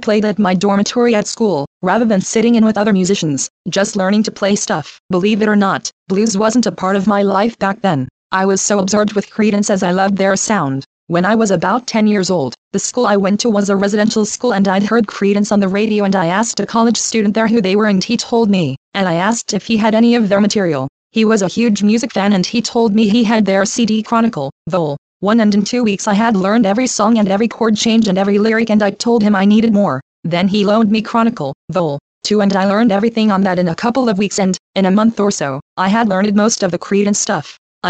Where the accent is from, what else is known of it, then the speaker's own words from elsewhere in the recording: East St. Louis, Illinois, United States; born there; I was born in East St. Louis, Illinois, in 1980.